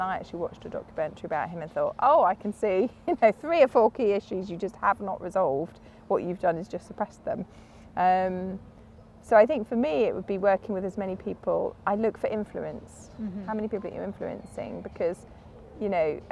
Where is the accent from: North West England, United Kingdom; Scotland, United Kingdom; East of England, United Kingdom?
East of England, United Kingdom; Cambridge; I was born in Cambridge